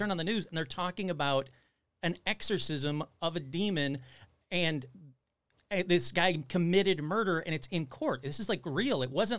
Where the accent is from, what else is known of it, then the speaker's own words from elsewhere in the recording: Detroit, Michigan, United States; I grew up in Detroit.